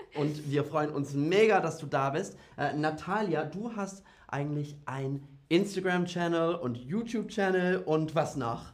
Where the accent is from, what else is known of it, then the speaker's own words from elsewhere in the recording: United Kingdom; German is a second language; now in Berlin, Germany; Also ich komme ursprünglich aus Großbritannien